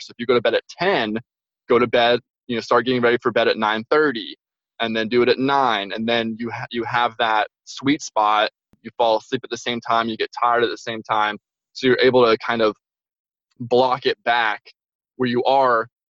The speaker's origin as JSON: {"language": "English", "town": "Franklin", "region": "Tennessee", "country": "United States", "moved": "as an adult", "lives_now": "Albany, United States", "said": "I'm originally from Nashville, Tennessee. Um, there's a little town called Franklin, just south of Nashville."}